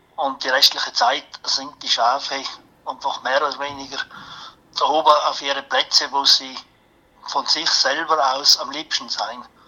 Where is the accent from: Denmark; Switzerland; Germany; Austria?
Austria; bei uns in Österreich